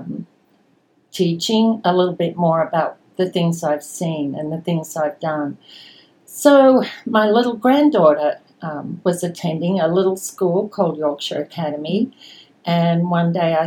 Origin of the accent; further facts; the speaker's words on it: Sydney, New South Wales, Australia; moved away as an adult; also born or lived in Singapore; now in Houston, United States; I was born in Sydney, Australia, on the outskirts of Sydney, in a suburb called Epping, a very English name, and grew up there